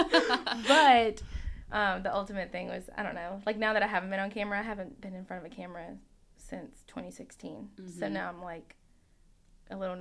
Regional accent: Lexington, Kentucky, United States; I'm from Lexington, born and raised

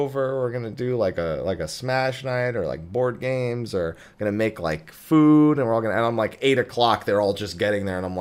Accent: New Jersey, United States; I'm from New Jersey

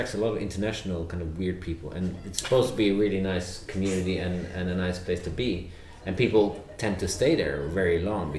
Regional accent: Apeldoorn, Gelderland, Netherlands; born or raised there; moved away

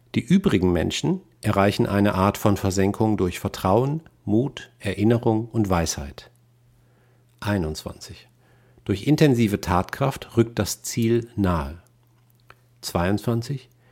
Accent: Rhineland, Germany; also born or lived in Westphalia; Als Rheinländer mit westfälischem Migrationshintergrund

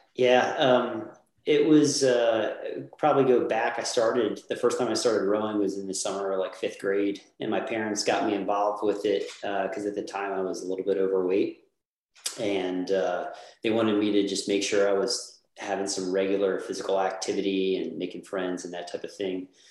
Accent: New Jersey, United States; I grew up in New Jersey, South Jersey, um, and uh, went to Mainland High School, which is in Linwood

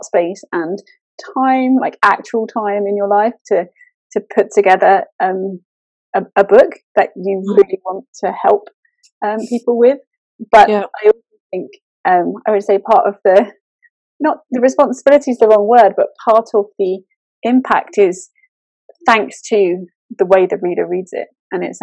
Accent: England, United Kingdom; I'm very British over here

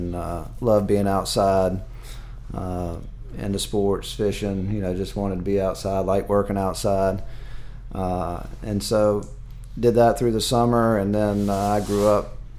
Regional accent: Durham, North Carolina, United States; I grew up in Durham. Oh, wow. Okay. So I'm a Durham native.

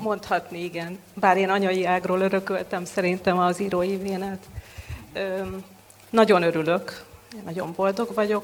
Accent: Veszprém, Veszprém County, Hungary; moved away as an adult; now in Budapest, Hungary; gyökérszállal kötődöm Veszprémhez, itt születtem

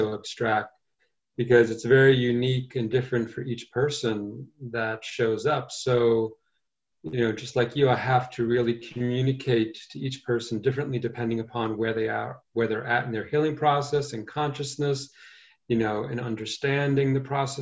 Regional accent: New York City, New York, United States; also born or lived in Asheville, North Carolina; I grew up in Brooklyn

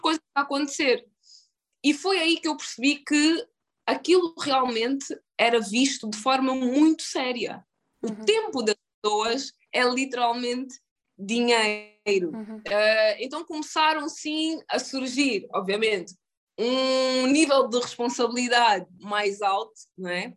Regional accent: Luanda, Luanda Province, Angola; moved away as an adult; also born or lived in United States; Em relação à minha infância em Angola

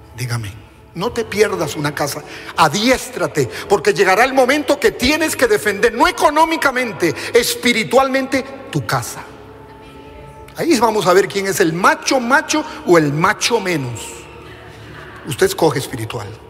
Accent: Costa Rica

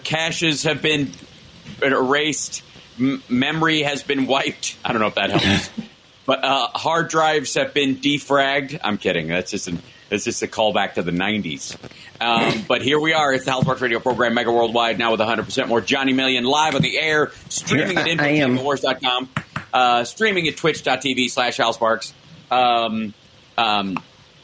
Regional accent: the South, United States; I was from the South

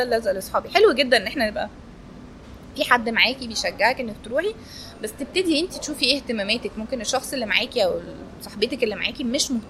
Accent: Egypt; انا كنت الوحيده من مصر

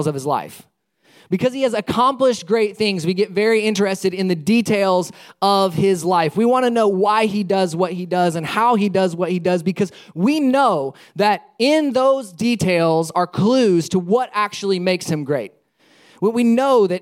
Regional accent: Alabama, United States; also born or lived in Palatka, Florida; now in Sarasota, United States; I spent a good majority of my life growing up in Alabama.

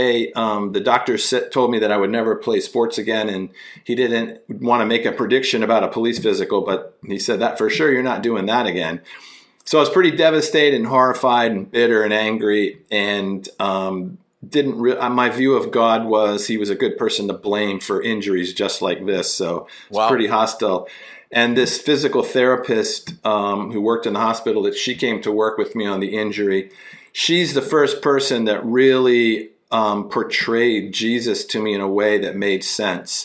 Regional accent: Washington, District of Columbia, United States; I'm from Washington, D.C. Grew up in the D.C. metropolitan area.

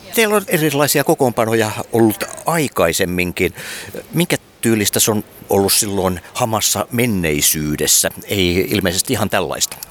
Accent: Vaasa, Ostrobothnia, Finland; minun synnyinkaupungissani Vaasassa

